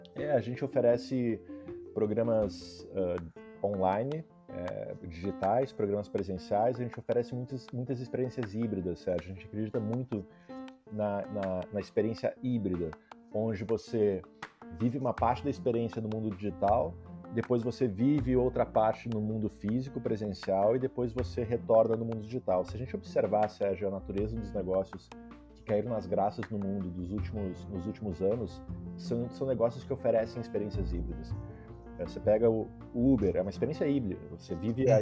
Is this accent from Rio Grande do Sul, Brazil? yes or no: yes; Vacaria, Rio Grande do Sul, Brazil; moved away as an adult; also born or lived in Porto Alegre / Silicon Valley; eu sou natural de Vacaria, interior do Rio Grande do Sul, morei 16 anos.